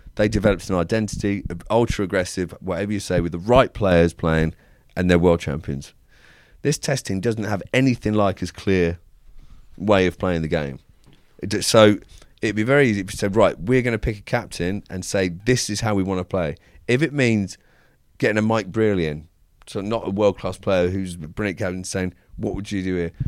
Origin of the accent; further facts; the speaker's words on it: England, United Kingdom; We're English.